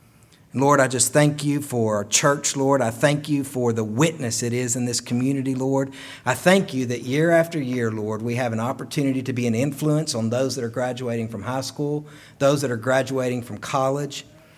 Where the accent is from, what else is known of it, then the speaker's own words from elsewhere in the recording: Chilhowee, Virginia, United States; I'm from Chilhowee, Virginia.